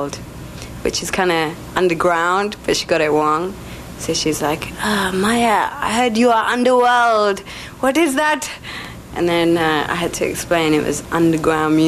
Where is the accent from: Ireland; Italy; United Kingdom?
United Kingdom; England; also born or lived in Sri Lanka; I left Sri Lanka and settled in England